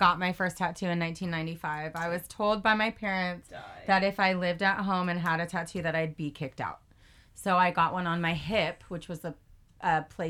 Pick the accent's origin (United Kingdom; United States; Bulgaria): United States; Glendora, California; moved away as an adult; now in San Diego, United States; Covina, California is just south of where I grew up in Glendora. Mm-hmm. I haven't thrown out a G-Town yet. So, Glendora is at the base of the foothills, about 35 minutes northeast of downtown LA.